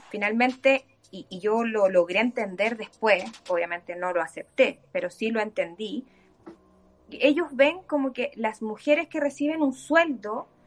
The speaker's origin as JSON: {"language": "Spanish", "region": "Antofagasta", "country": "Chile", "tie": "born there", "said": "te insisto, yo nací en Antofagasta, mis vacaciones de universitaria, hasta ahí llegué con mi relación con Antofagasta"}